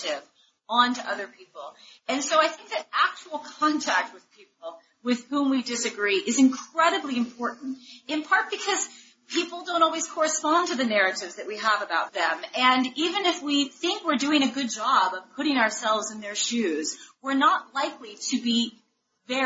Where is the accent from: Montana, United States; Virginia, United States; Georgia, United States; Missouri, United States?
Missouri, United States; St. Louis; now in Washington, D.C., United States; I'm from St. Louis, and I live in Washington, D.C.